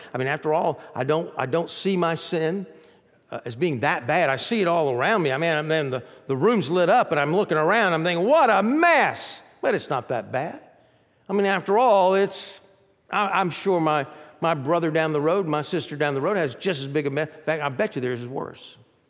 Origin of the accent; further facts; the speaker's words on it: Athens, Georgia, United States; I grew up in Athens, Georgia, and right down the road from that is Atlanta, a place called Stone Mountain.